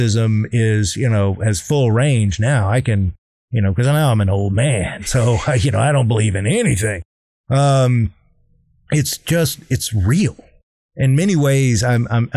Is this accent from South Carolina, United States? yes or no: yes; South Carolina, United States; I hated growing up in South Carolina